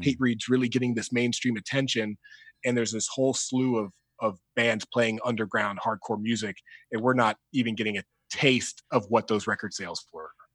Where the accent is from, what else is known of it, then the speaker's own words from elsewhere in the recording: Dayton, Ohio, United States; we're from Dayton, Ohio.